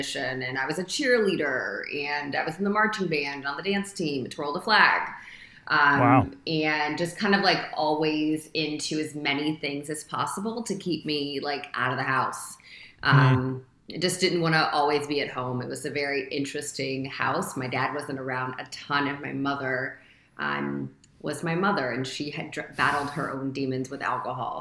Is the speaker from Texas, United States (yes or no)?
no; Toledo, Ohio, United States; I'm from Toledo, Ohio